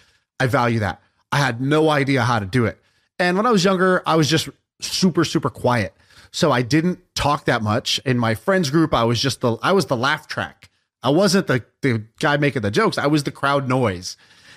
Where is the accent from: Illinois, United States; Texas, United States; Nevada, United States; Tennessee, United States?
Texas, United States; Houston; I grew up in Houston